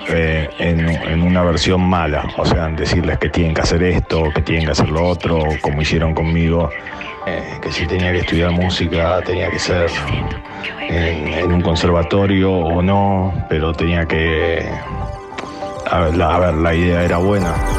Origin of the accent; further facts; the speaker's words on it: Buenos Aires, Argentina; Soy bien porteño